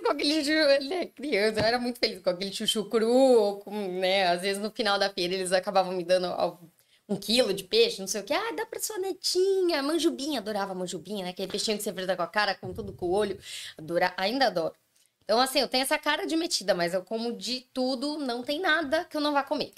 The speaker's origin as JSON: {"language": "Portuguese", "region": "São Paulo", "country": "Brazil", "tie": "born or raised there", "also_born_or_lived": "São Bernardo do Campo", "moved": "as an adult", "said": "na época eu morava em São Paulo, capital."}